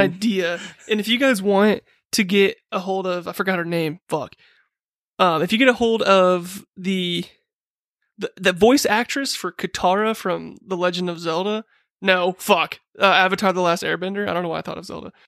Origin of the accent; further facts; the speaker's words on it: United Kingdom; I'm British.